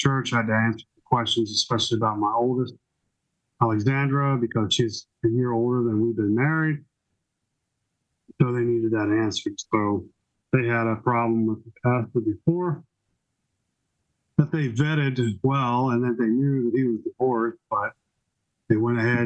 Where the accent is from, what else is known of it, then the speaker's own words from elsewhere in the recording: Laurel, Maryland, United States; also born or lived in Washington, D.C. / Louisville; I've been in Laurel since 1972. I was born in Washington, D.C.